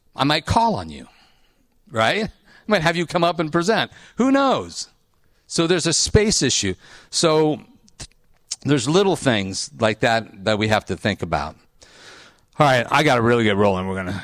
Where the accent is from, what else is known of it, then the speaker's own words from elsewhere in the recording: Ohio, United States; I went to Ohio State. I grew up in Ohio. I'm in Ohio. I'm Midwest